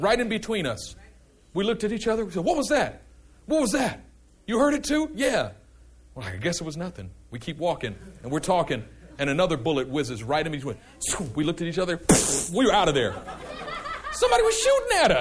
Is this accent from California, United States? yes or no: yes; Oakland, California, United States; I'm from East Oakland.